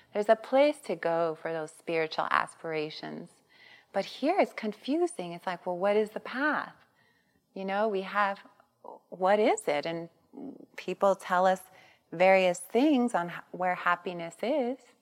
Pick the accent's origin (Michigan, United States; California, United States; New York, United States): California, United States; Long Beach; I grew up in East Long Beach Compton border